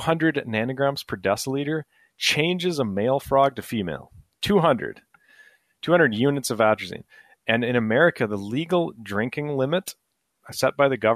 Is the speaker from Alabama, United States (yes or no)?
no; Minnesota, United States; I'm from Minnesota